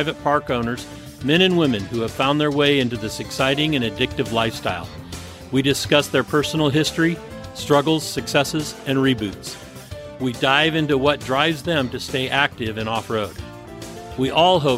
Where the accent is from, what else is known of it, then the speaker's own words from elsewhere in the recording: San Bruno, California, United States; I grew up in San Bruno